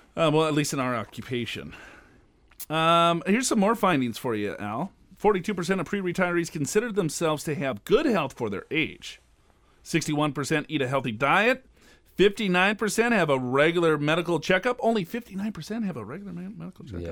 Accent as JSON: {"language": "English", "town": "Minneapolis", "region": "Minnesota", "country": "United States", "tie": "born or raised there", "said": "I was born and raised in Minneapolis, Minnesota."}